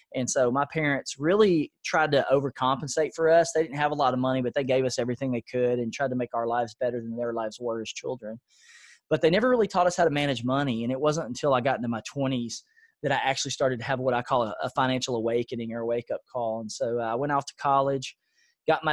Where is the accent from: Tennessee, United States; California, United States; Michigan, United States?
Tennessee, United States; Nashville; I grew up in a low-income area of Nashville. It's called East Nashville